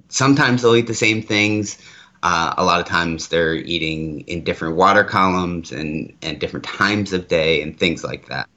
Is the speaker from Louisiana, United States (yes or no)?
no; Maryland, United States; now in Arizona, United States; I grew up on the East Coast. I'm from Maryland originally. Um, I grew up on the Susquehanna River